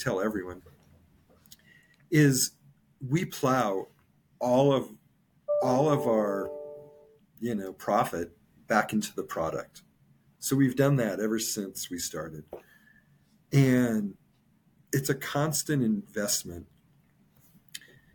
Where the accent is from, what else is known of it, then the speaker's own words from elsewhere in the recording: Colorado, United States; moved away; also born or lived in California; I was from Colorado. I lived in California for 19 years.